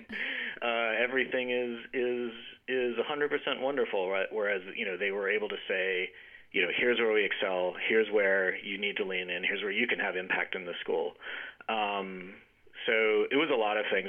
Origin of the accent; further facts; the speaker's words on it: Jackson, Mississippi, United States; moved away as an adult; also born or lived in Connecticut; I grew up in Mississippi, and I, uh, you know, in in the town of Jackson